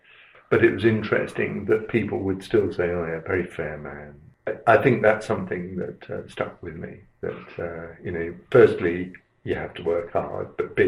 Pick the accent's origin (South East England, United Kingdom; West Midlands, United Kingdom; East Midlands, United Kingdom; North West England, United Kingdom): South East England, United Kingdom; Aldershot; born there; So I was born in Aldershot in 1951, because my father was in the army. I was born in the Louise Margaret Hospital.